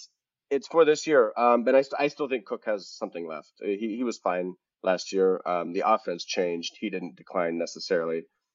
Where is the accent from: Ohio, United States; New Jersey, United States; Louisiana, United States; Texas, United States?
Ohio, United States; Going back to Ohio. I'm from Ohio. It's a dark place to go for me.